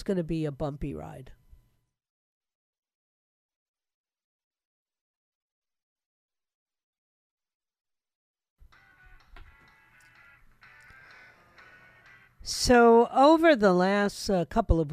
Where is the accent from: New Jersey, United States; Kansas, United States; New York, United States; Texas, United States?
New York, United States; New York City; I was born and raised in New York City.